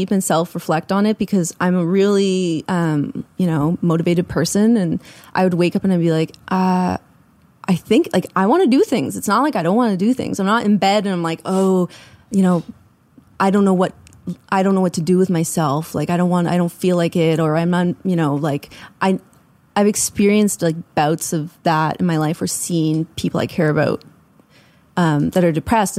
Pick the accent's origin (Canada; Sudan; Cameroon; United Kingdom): Canada; Ontario; also born or lived in Prince Edward Island; now in Nova Scotia, Canada; I'm from Ontario